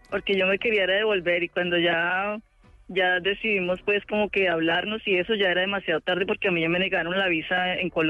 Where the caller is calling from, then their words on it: New York, United States; Yo estoy en Long Island.